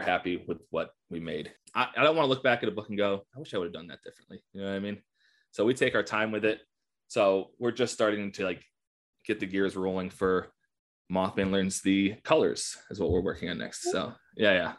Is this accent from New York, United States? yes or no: yes; Buffalo, New York, United States; now in Morgantown, United States; I was born and raised in the Western New York area